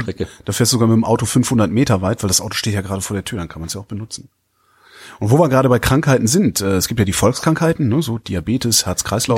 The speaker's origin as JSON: {"language": "German", "town": "Cologne", "region": "North Rhine-Westphalia", "country": "Germany", "said": "ich komme ja aus Köln, das ist Ruhrgebiet nicht weit"}